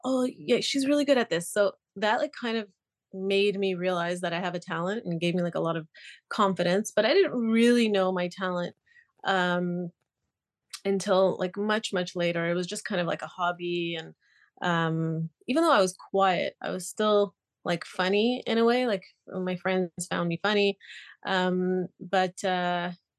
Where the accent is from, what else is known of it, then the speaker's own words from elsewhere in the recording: Montreal, Quebec, Canada; also born or lived in Israel; I was born in Israel and I grew up in Canada, in Montreal.